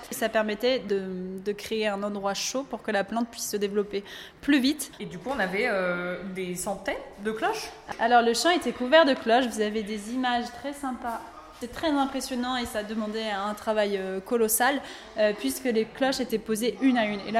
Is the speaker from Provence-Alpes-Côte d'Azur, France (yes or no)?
no; Nantes, Pays de la Loire, France; moved away as an adult; also born or lived in Seine-Saint-Denis; Moi, je suis nantaise.